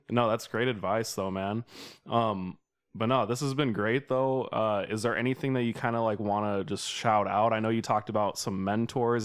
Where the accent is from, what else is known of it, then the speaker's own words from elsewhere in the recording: Sacramento, California, United States; moved away as an adult; also born or lived in Sioux Falls; I'm from Sacramento